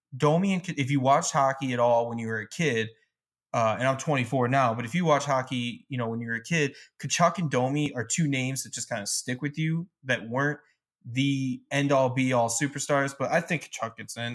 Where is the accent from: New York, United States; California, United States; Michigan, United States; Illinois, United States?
Michigan, United States; moved away; growing up in Michigan for a while